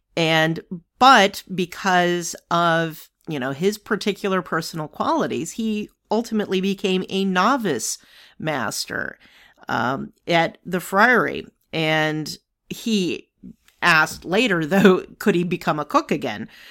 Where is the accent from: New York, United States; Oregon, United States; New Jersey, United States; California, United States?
New York, United States; New York City; being a New Yorker